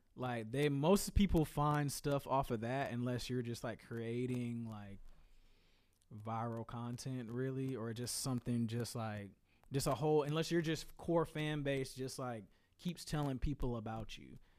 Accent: Greensboro, North Carolina, United States; I told you I'm from Greensboro

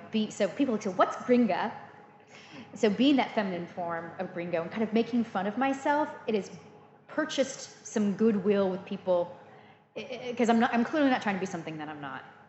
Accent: Central Valley, California, United States; moved away as an adult; also born or lived in Illinois, United States / South London, United Kingdom; now in London, United Kingdom; I grew up in Illinois, but I spent my, you know, uh, child later childhood and teen years in a community in the Central Valley

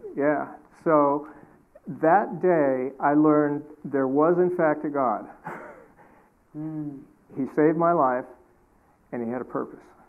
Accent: Alaska, United States; I was raised in Alaska on a homestead

